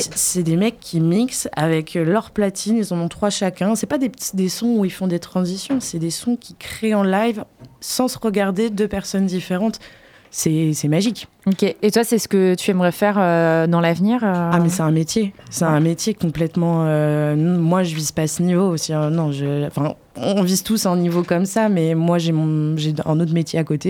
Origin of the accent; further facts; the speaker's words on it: Poitiers, Nouvelle-Aquitaine, France; moved away as an adult; also born or lived in Brussels; quand je suis partie de Poitiers